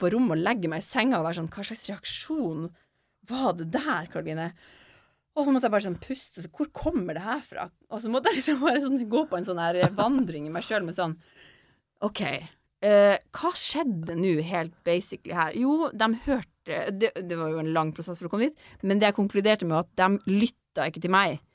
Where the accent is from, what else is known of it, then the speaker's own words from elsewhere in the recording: Finnmark, Norway; accent: Finnmark dialect; jeg har så veldig sånn mørk finnmarksdialekt